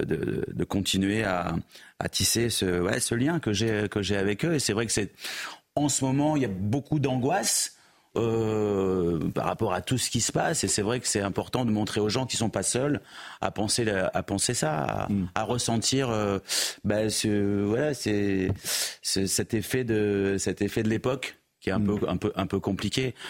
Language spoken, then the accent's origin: French; Bordeaux, Nouvelle-Aquitaine, France; En tant que Bordelais